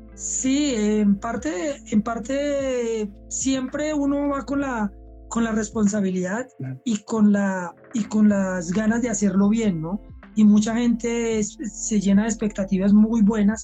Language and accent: Spanish; Colombia; yo realmente como élite colombiano